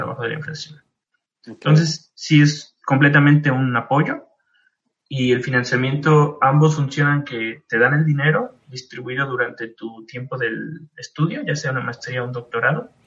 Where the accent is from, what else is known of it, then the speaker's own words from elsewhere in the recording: Mexico; moved away as an adult; now in Munich, Germany; llegué a México